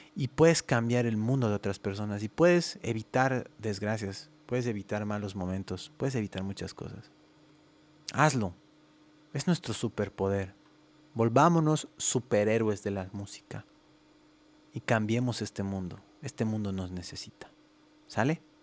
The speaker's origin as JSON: {"language": "Spanish", "region": "La Paz", "country": "Bolivia", "tie": "born or raised there", "moved": "as an adult", "lives_now": "Guadalajara, Mexico", "said": "soy boliviano, tengo 36 años, nací en La Paz, Bolivia"}